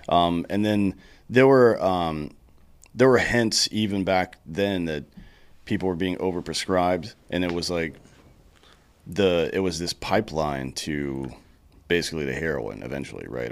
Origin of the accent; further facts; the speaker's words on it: South Carolina, United States; I grew up in South Carolina